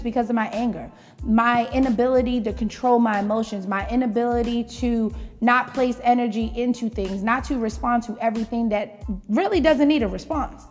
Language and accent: English; New York City, New York, United States; I grew up in the Bronx